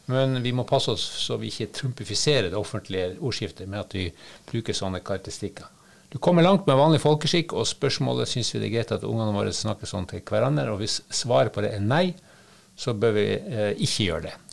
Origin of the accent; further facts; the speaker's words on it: Northern Norway, Norway; Selv jeg som nordlending, og som det kan jo hende at jeg tar et og annet banneord eh, i min munn